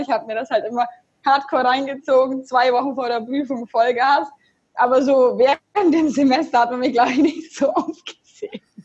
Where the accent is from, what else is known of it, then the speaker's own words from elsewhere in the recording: Augsburg, Bavaria, Germany; also born or lived in Munich; Ich komme aus Augsburg